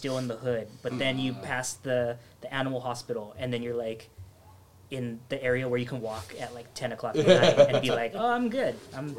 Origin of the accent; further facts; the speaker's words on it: Los Angeles, California, United States; also born or lived in Northridge; I live in Northridge, so I don't go out to Highland Park as much. My sister lives in Eagle Rock or Glassell Park, but I was like born and raised in Highland Park